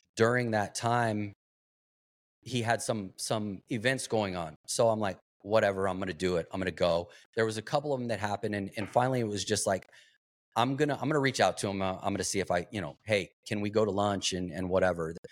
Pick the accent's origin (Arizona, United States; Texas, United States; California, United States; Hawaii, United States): Arizona, United States; Globe; I grew up in, uh, small town, Globe, Arizona, copper mining town